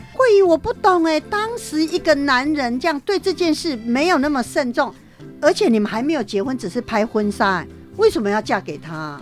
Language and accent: Chinese; southern Taiwan, Taiwan; 我们是南部人嘛